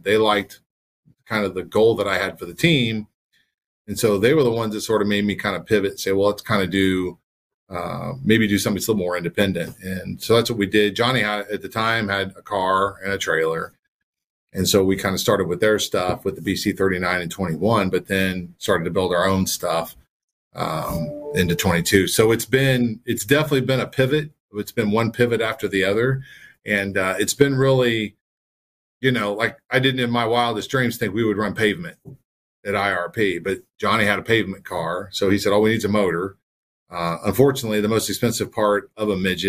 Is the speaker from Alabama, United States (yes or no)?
no; Anderson, Indiana, United States; I grew up in Anderson, Indiana, so I went to the Anderson Speedway a lot as a kid